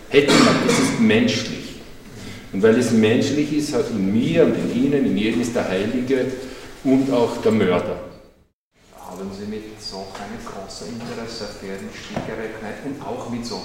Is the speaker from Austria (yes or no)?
yes; Austria; Als Österreicher, wer ist der Hitler in mir?